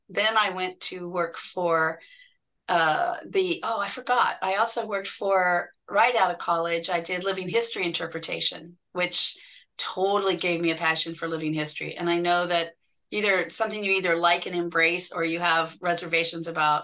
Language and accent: English; Indianapolis, Indiana, United States; I grew up and just outside of Indianapolis, Indiana